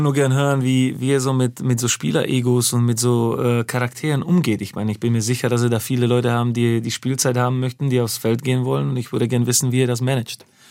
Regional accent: Slovakia; German is a second language; now in Germany; ich bin ja gebürtiger Slowake.

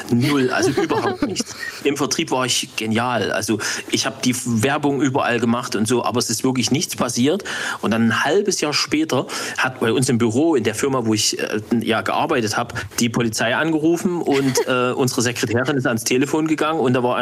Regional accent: Saxony, Germany; Ich bin ein Sachse.

